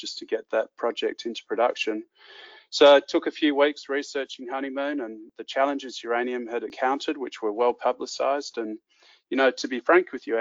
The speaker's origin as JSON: {"language": "English", "region": "Western Australia", "country": "Australia", "tie": "born or raised there", "said": "I grew up in Western Australia where mining accounts for about 45% of the state's gross revenue."}